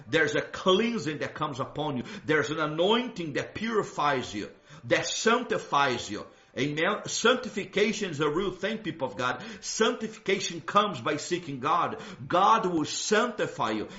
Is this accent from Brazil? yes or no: yes; Brazil; moved away; where I grew up in Brazil